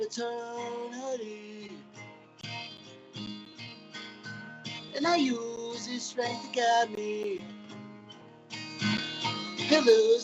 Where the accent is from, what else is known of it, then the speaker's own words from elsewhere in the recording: Flagstaff, Arizona, United States; I'm from Flagstaff, Arizona